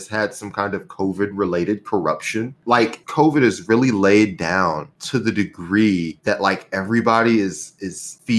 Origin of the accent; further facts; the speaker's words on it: the South, United States; we're all from the South.